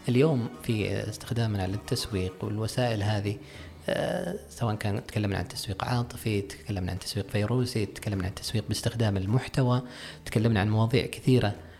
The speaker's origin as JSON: {"language": "Arabic", "country": "Saudi Arabia", "said": "عندنا في السعوديه"}